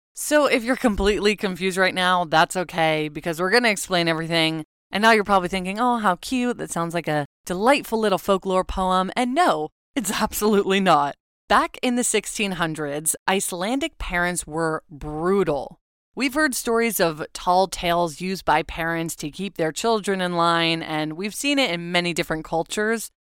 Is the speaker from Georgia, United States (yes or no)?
no; Southern California, United States; now in Oregon, United States; Growing up in Southern California